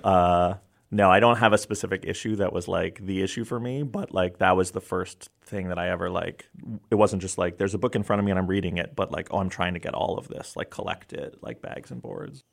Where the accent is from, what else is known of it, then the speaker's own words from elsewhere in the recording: New York City, New York, United States; my block where I grew up in New York City